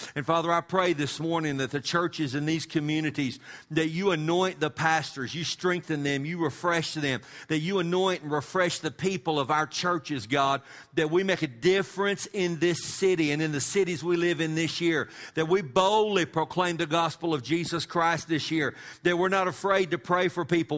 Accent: West Texas, United States; we're from West Texas.

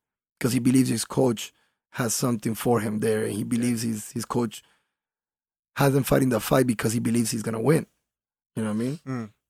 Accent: Colombia; now in Miami, United States; I was raised in Colombia. I wasn't born there.

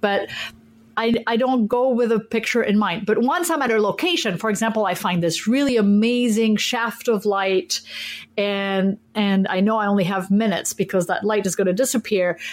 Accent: France; now in Minneapolis, United States; I was born and raised in France and I'm a French citizen

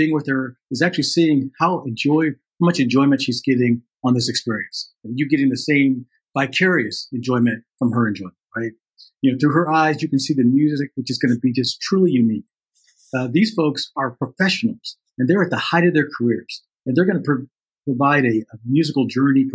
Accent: Chicago, Illinois, United States; we are both from the Chicago area

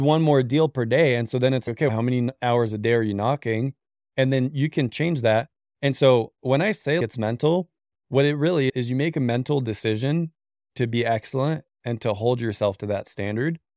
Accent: Canada; moved away as an adult; now in United States; I'm Canadian originally

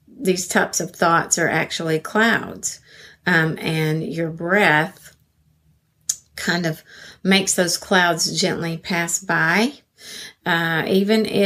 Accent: Arkansas, United States; I'm from Arkansas, USA.

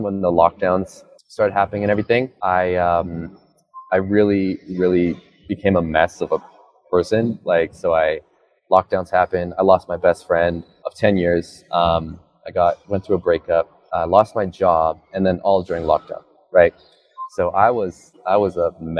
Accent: Alberta, Canada; I am from Canada. I'm from Alberta, Canada

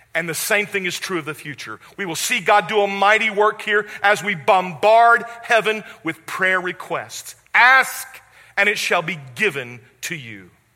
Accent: West Memphis, Arkansas, United States; moved away; also born or lived in Jackson, Mississippi; my hometown, which is West Memphis, Arkansas.

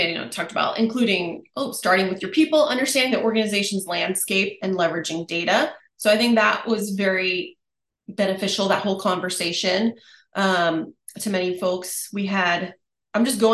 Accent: San Diego, California, United States; my hometown, San Diego, America's finest city

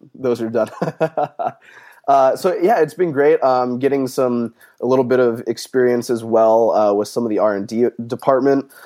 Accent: Phoenix, Arizona, United States; moved away as an adult; also born or lived in Leesburg, Virginia; I'm originally from Phoenix, Arizona

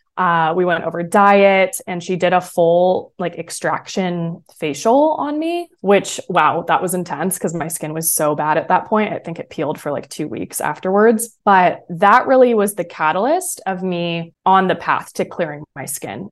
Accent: San Francisco, California, United States; also born or lived in San Diego; I grew up in San Francisco, California, that area.

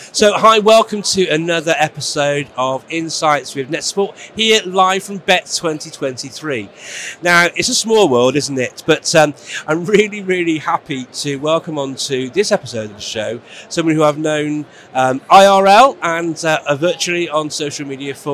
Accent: England, United Kingdom; a teacher who is English.

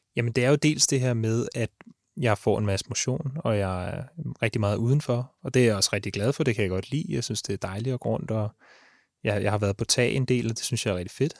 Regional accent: Ishøj, Capital Region of Denmark, Denmark; Jeg er fra Ishøj, og jeg er tømmerlærling

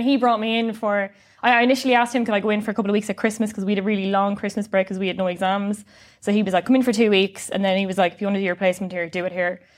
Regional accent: Sligo, Connacht, Ireland; I'm from Sligo

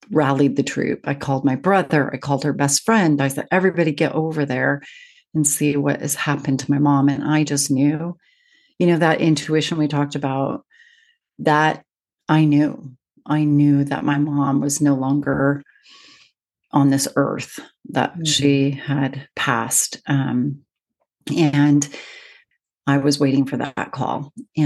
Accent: Seattle, Washington, United States; now in United Kingdom; I live in the UK, but I'm from Seattle

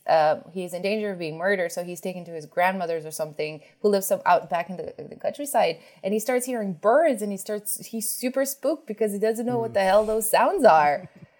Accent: New York City, New York, United States; Like I grew up in a city, you know, I grew up in New York City.

